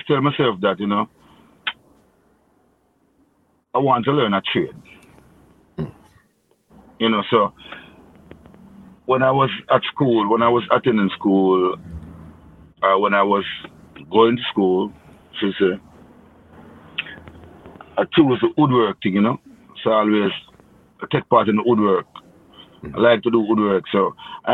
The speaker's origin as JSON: {"language": "English", "town": "May Pen", "region": "Clarendon", "country": "Jamaica", "tie": "born or raised there", "said": "I grew up in Maple, Clarendon"}